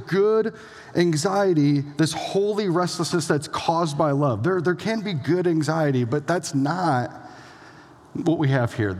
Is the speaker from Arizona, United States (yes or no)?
no; Elgin, Iowa, United States; moved away; It's the hometown of a few people that are a pretty big deal. Josh Larson in the back, myself here